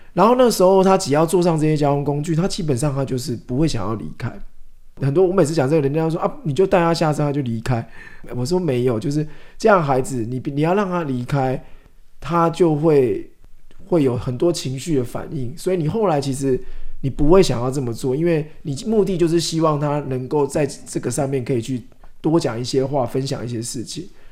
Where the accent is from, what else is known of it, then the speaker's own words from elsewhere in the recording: Shetou, Changhua County, Taiwan; also born or lived in Zhutang, Changhua; 我是彰化人， 其实我是社头人， 但是我自己印象最深刻的童年记忆， 其实都在竹塘哦